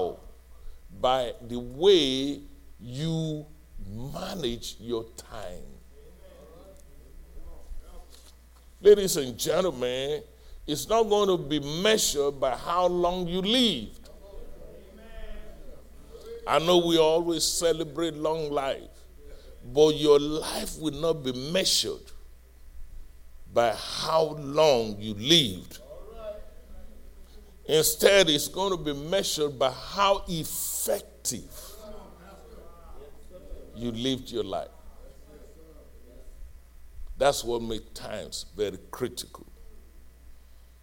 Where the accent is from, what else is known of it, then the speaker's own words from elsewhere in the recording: Nigeria; moved away as an adult; also born or lived in Fayetteville, Arkansas; now in United States; when I was growing up in Nigeria